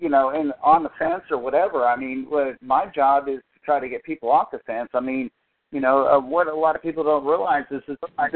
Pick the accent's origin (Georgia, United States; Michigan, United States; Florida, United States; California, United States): California, United States; moved away; also born or lived in the Midwest / the South; I was raised in California and moved to the Midwest.